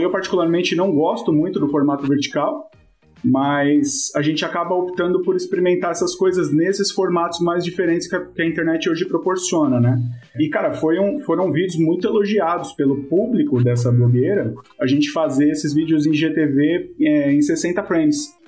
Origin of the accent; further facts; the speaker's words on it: São Paulo, Brazil; sou de São Paulo